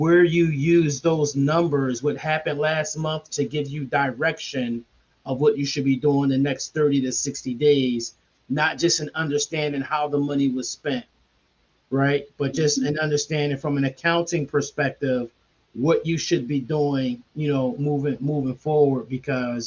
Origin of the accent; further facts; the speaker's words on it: Philadelphia, Pennsylvania, United States; I'm from Logan, Tenth and Lindley